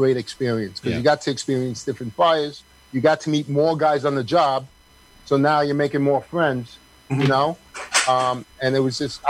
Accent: New York City, New York, United States; I grew up in Queens, Middle Village, Queens. I grew up in the apartments, which is right on Dry Harbor Road.

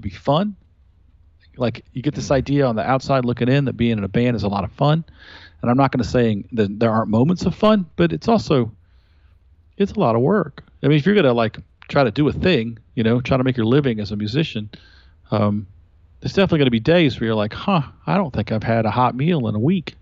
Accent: Columbus, Georgia, United States; moved away; also born or lived in North Carolina; Columbus, Georgia, where I grew up

